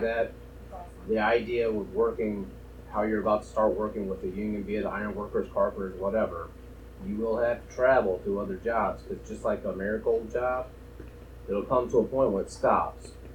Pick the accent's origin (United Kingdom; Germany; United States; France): United States; Arkansas; moved away; I grew up in Arkansas